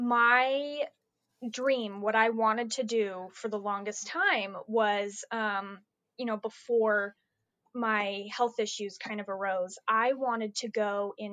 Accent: Dallas, Texas, United States; also born or lived in Utah; I'm from Texas. I live in Dallas. I moved here from Utah, actually. I was born in Utah.

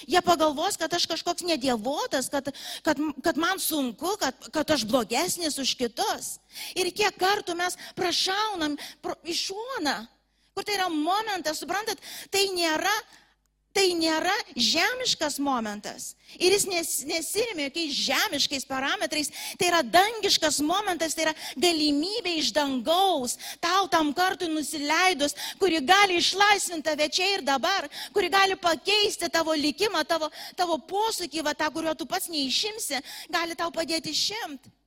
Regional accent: Lithuania; mes lietuviai

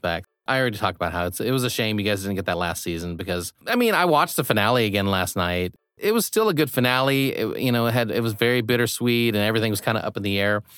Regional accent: Midwest, United States; moved away; I grew up in the Midwest

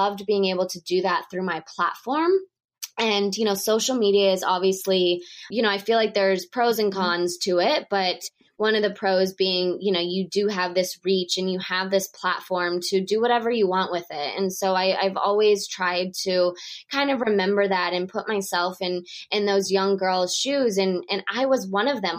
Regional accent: Texas, United States; moved away as an adult; also born or lived in Moscow, Russia / New York City, United States; being from Texas, I was not used to snowstorms and blizzards.

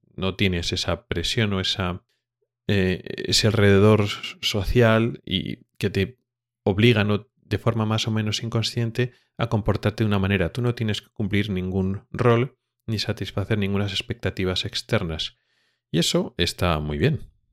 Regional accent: Spain; moved away as an adult; now in Sweden; como español

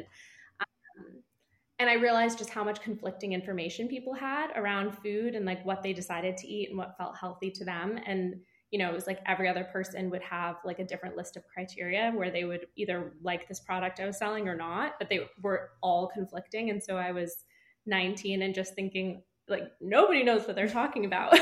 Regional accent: East Coast, United States; moved away; I'm from the East Coast originally

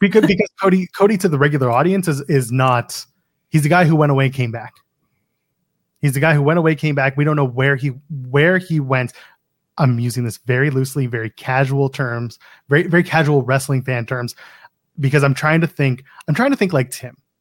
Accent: Canada; I'm a Canadian

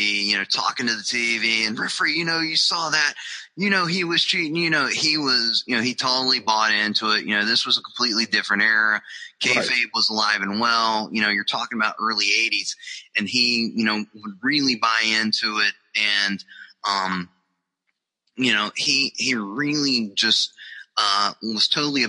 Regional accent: Charlotte, North Carolina, United States; I grew up in Charlotte, North Carolina, home of Jim Crockett Promotions

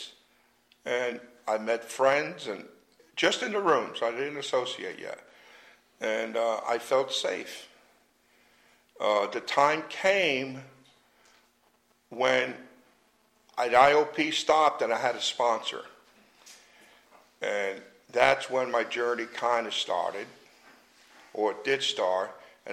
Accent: Jersey City, New Jersey, United States; moved away; I grew up in Jersey City, New Jersey

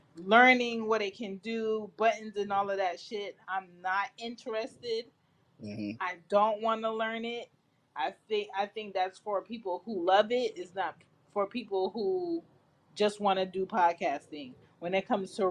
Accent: Jamaica; I'm Jamaican

